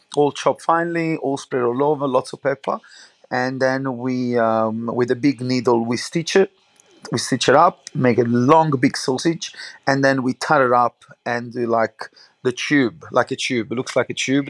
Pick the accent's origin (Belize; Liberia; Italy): Italy; Naples, Campania; English is a second language; moved away; I grew up obviously in um, Napoli, obviously outside the Naples